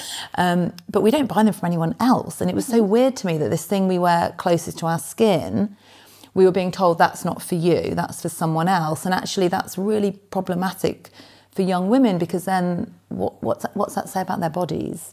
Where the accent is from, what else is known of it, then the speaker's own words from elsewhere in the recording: Nottingham, East Midlands, United Kingdom; moved away as an adult; also born or lived in Oxford; now in London, United Kingdom; I grew up in Nottingham, not in London